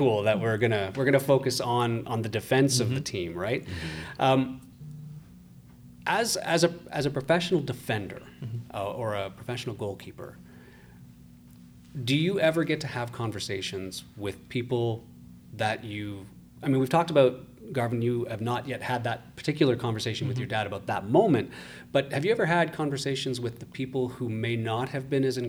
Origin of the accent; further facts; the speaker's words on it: Ottawa, Ontario, Canada; I grew up in Ottawa